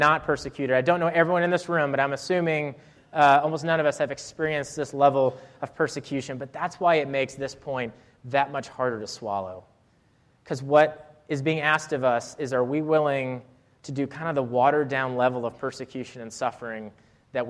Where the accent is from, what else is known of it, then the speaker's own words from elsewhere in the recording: Rhode Island, United States; moved away as an adult; also born or lived in Clemson, South Carolina; I was from Rhode Island. I'd never seen camo gear